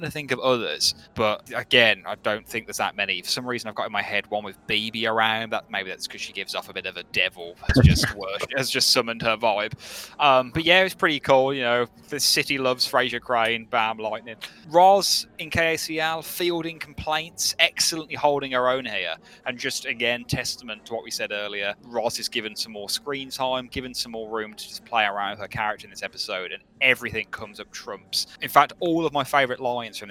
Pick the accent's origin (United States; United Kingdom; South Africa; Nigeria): United Kingdom; Birmingham, West Midlands; accent: Brummie; I love having a Brummie accent